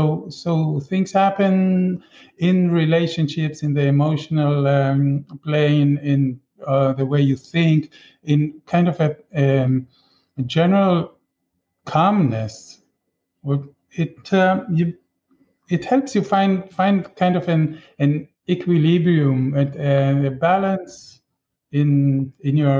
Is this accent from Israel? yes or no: yes; Israel; now in Chile; I grew up in Israel